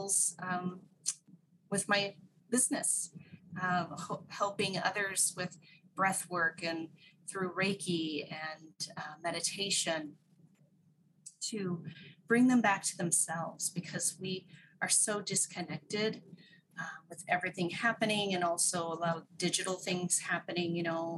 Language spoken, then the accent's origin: English; Whidbey Island, Washington, United States; moved away as an adult; also born or lived in Japan; I grew up Whidbey Island in the Puget Sound area of Washington State in the U.S.